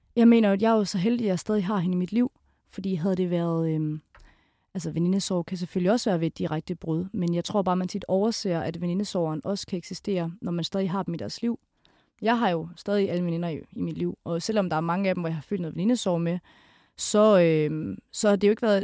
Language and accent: Danish; Kolding, Southern Denmark, Denmark; moved away; fra min hjemby Kolding